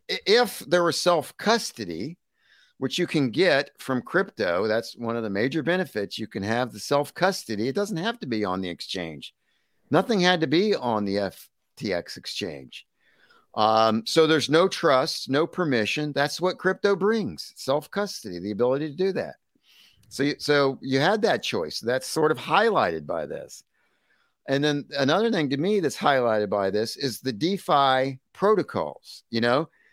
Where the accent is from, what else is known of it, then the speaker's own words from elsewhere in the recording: United States; as an American